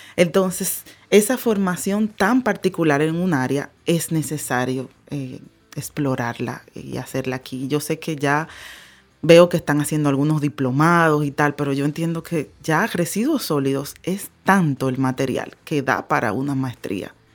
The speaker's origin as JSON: {"language": "Spanish", "country": "Dominican Republic", "said": "vámonos para mi país"}